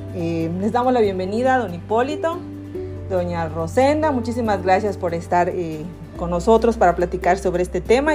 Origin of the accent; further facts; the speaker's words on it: Yucatán, Mexico; yo soy yucateca